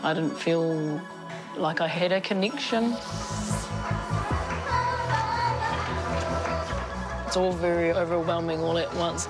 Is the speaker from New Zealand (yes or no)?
yes; Napier, Hawke's Bay, New Zealand; I grew up in Napier